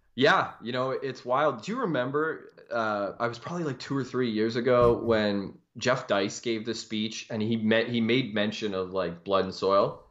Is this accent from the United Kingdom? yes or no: no; Canada; I am a Canadian